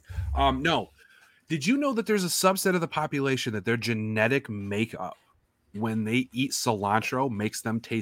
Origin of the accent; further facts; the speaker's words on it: New York, United States; we're from New York